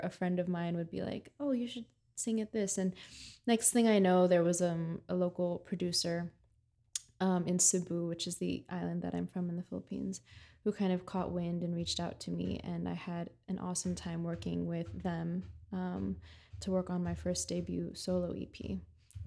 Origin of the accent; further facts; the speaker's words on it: United States; now in New York City, United States; I was raised in the States